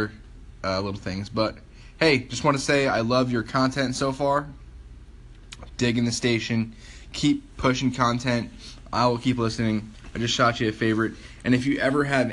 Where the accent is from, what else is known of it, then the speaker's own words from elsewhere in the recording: New Jersey, United States; I grew up in New Jersey in America